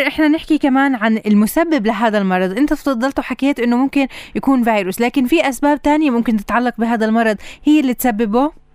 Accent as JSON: {"language": "Arabic", "country": "Palestine", "said": "عندنا بفلسطين"}